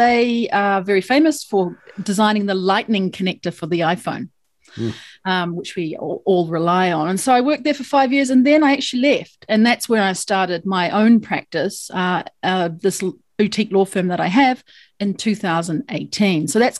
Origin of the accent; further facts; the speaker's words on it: New Zealand; I'm a New Zealander, right? Oh. We often call ourselves Kiwis, as you know, but New Zealand's where I'm from.